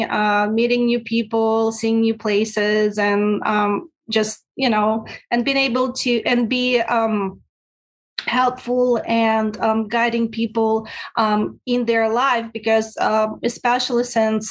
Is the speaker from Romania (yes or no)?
no; Russia; moved away as an adult; now in United States; I'm originally from Russia. I came to the States